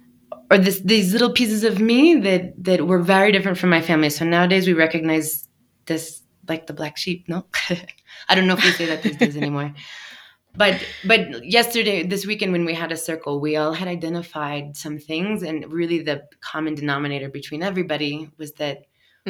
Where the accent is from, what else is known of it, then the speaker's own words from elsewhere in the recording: Everett, Washington, United States; moved away as an adult; now in Peru; I'm originally from the Northwest